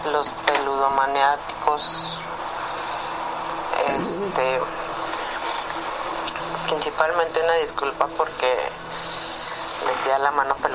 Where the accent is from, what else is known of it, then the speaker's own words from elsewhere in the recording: Torreón, Coahuila, Mexico; eh, soy de Torreón, Coahuila.